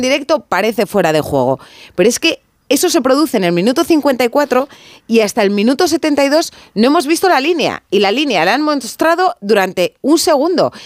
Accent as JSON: {"language": "Spanish", "town": "Atapuerca", "region": "Castile and León", "country": "Spain", "said": "soy de Atapuerca"}